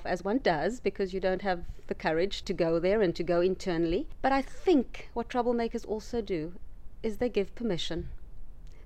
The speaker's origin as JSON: {"language": "English", "country": "South Africa", "tie": "born or raised there", "said": "growing up in the area that I grew up in South Africa, which was a township"}